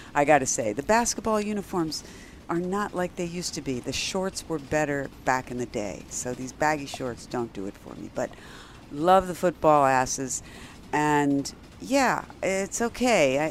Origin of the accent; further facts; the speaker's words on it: United States; My ancestors are from Ukraine. But still, I am American